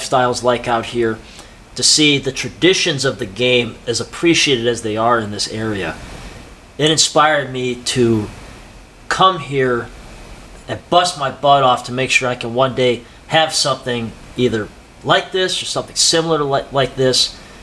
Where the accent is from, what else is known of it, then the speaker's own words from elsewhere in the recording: Buffalo, New York, United States; moved away as an adult; I moved out here about 8 months ago. And I'm from Buffalo, New York